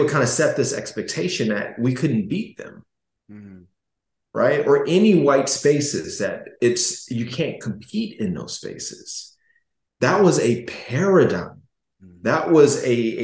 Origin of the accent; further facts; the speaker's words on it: Gary, Indiana, United States; I was growing up in Gary, Indiana